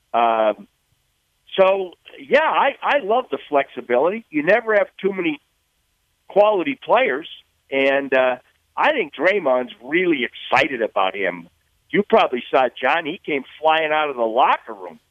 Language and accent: English; Massachusetts, United States; I'm from Massachusetts